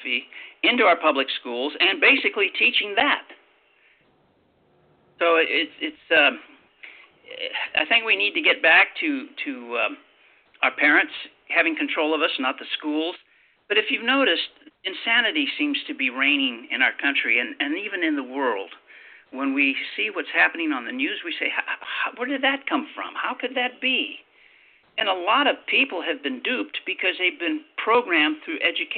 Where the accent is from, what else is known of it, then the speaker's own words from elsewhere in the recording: Los Angeles, California, United States; I was born in Hollywood